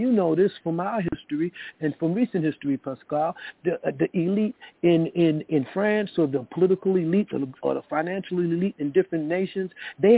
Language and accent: English; New York City, New York, United States; I grew up in the South Bronx